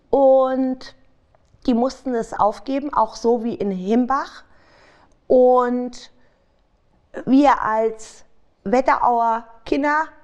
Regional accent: Frankfurt, Hesse, Germany; Ich bin gebürtig aus Frankfurt.

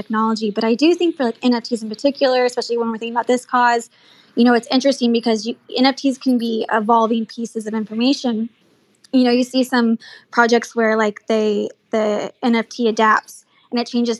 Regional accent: Dallas, Texas, United States; I'm born and raised in Dallas

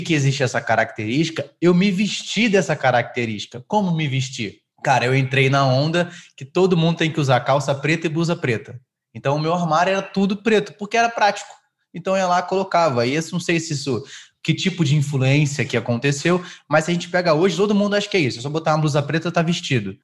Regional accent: Rio de Janeiro, Brazil; now in São Paulo, Brazil; eu sou carioca, né, natural do Rio de Janeiro

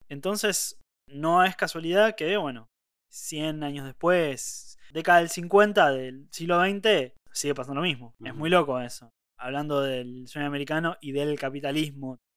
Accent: Argentina; acá uno puede tener apellido italiano, pero antes que apellido italiano es argentino

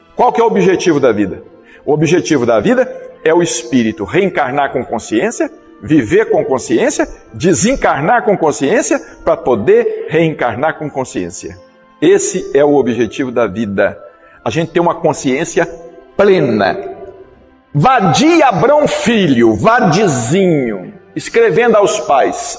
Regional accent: Brazil; eu sou brasileiro

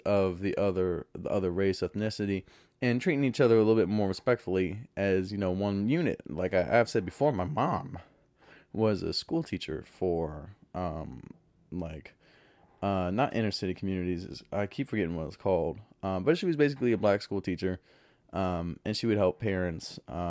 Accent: the South, United States; one of the best things about growing up in the South is the food in the South.

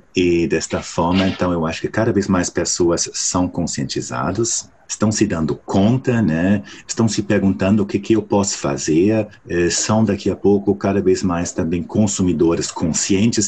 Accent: Germany; Portuguese is a second language; moved away

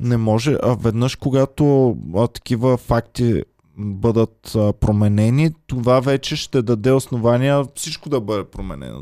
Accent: Bulgaria; moved away; also born or lived in Austria; без нея няма да сме българи

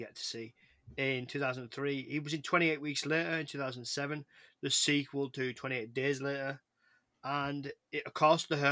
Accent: England, United Kingdom; I'm English

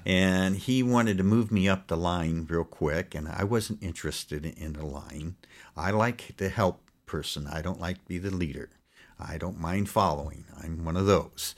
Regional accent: Los Angeles, California, United States; also born or lived in Poughkeepsie, New York / Pleasant Valley, New York; I grew up in the South Bay area, it's called, of L

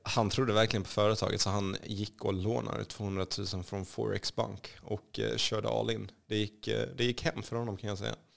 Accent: Kallinge, Blekinge, Sweden; Swedish is a second language; moved away as an adult; also born or lived in Rosengård, Malmö; now in Stockholm, Sweden; Kallinge och eh, Blekinge är faktiskt i mitt hjärta. Det är där jag är uppvuxen

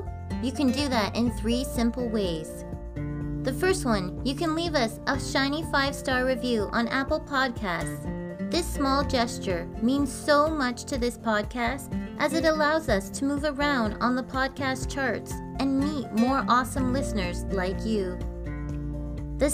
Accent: Canada; I'm Canadian Girl

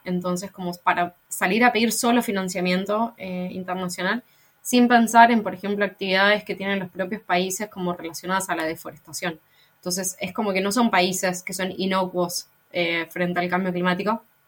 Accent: Argentina; soy de Argentina

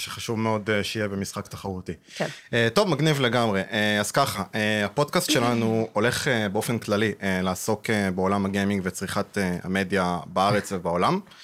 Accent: Rehovot, Central District, Israel; אני מרחובות

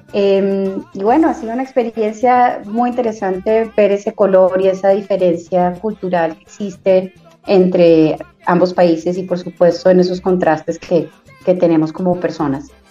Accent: Barranquilla, Atlántico, Colombia; now in Bogotá, Colombia; Nací en Bogotá y me crié en Barranquilla

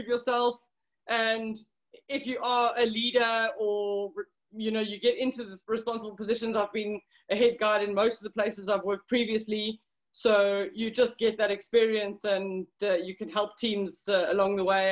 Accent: Johannesburg, Gauteng, South Africa; I grew up on a farm in Johannesburg, so in South Africa

